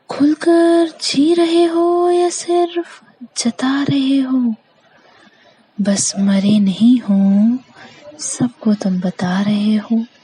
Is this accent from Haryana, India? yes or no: no; Madhya Pradesh, India; मैं मध्य प्रदेश की निवासी हूँ